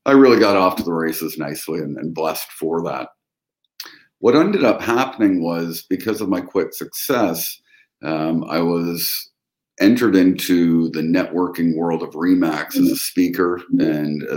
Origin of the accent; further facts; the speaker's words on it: London, Ontario, Canada; I was born and raised up here in London, Ontario, Canada, which is 90 minutes in between Toronto and Detroit